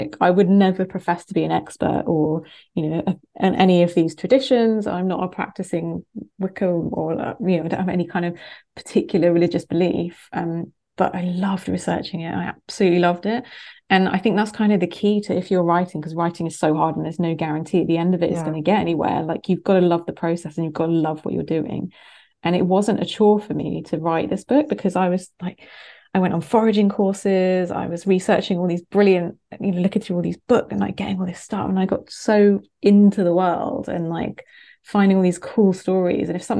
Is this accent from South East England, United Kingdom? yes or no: yes; Winchester, South East England, United Kingdom; my growing up in Hampshire, which is quite a fairly rural county in the south of England